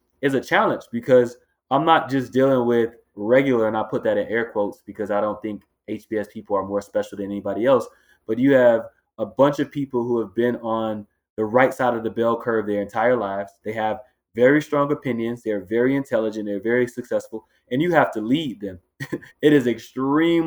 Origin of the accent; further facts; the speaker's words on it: Miami, Florida, United States; moved away as an adult; also born or lived in Los Angeles, California; now in Boston, United States; growing up in Miami, Florida